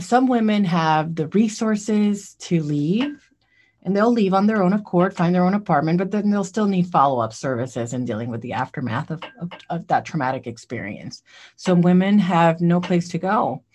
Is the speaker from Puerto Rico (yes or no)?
yes; Puerto Rico; now in Columbia, United States; I grew up in Puerto Rico